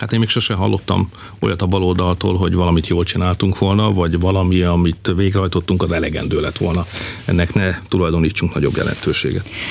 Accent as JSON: {"language": "Hungarian", "country": "Hungary", "said": "magyarok vagyunk"}